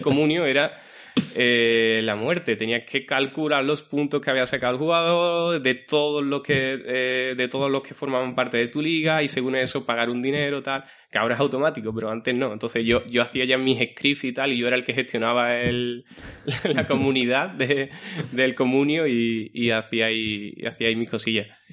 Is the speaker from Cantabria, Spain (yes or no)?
no; Guillena, Andalusia, Spain; mi pueblo, yo soy de Guillena